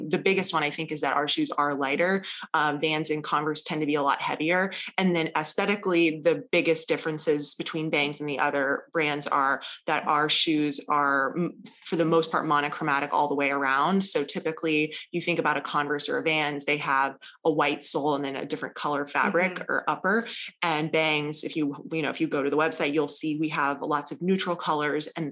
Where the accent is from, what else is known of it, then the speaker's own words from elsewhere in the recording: Columbia, South Carolina, United States; I grew up in Columbia, South Carolina